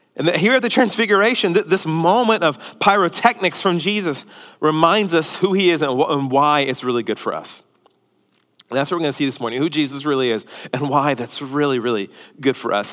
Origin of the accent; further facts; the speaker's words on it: Houston, Texas, United States; we're from Houston